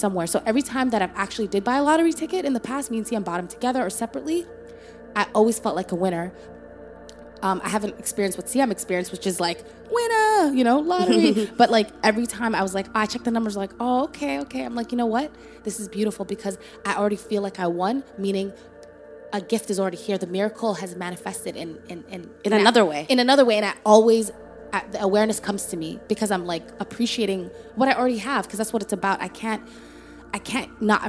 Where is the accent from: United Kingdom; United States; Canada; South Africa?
Canada; Toronto, Ontario; also born or lived in Somalia; we're former refugees from Somalia, you know, grew up in Toronto, Canada